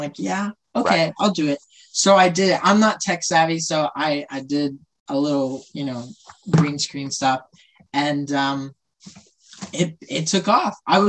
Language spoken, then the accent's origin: English; Central Valley of California, United States; I am born and raised Central Valley of California.